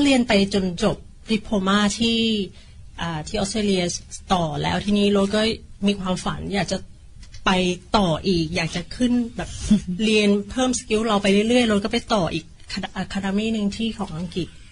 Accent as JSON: {"language": "Thai", "country": "Thailand", "also_born_or_lived": "Gold Coast, Australia", "moved": "as an adult", "lives_now": "Australia", "said": "เราเป็นคนไทยหัวใจไทย"}